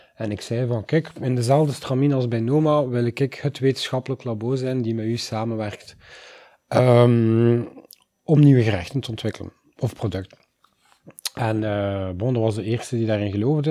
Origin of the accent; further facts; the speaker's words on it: Oosterzele, Flanders, Belgium; ik kom uit Oosterzelen